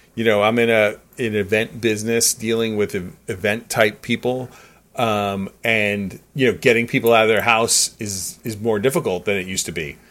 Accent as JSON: {"language": "English", "region": "New York", "country": "United States", "said": "as a New Yorker"}